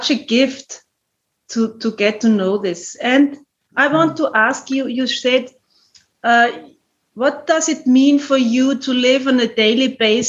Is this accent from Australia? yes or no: no; Germany; English is a second language; I'm from Germany and my English is really not good